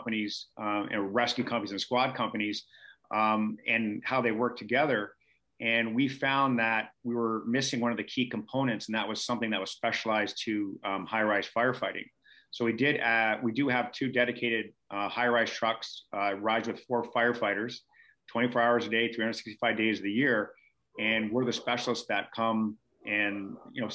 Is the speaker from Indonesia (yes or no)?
no; Canada; I was from Canada